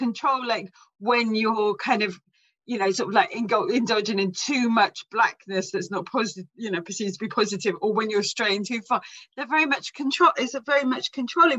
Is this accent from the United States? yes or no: no; England, United Kingdom; I'm English, but ethnically I'm like all Irish, and I belong to a, a culture. We're travellers